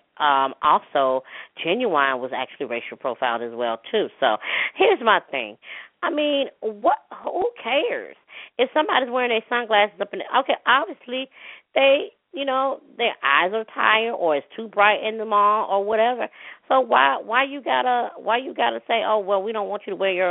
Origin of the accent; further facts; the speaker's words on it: Hattiesburg, Mississippi, United States; my hometown, city of Hattiesburg, Mississippi